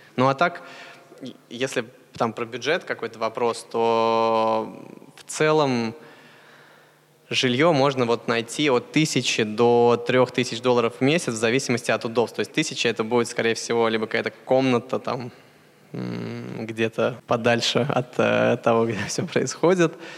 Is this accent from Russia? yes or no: yes; Russia; moved away; мы из России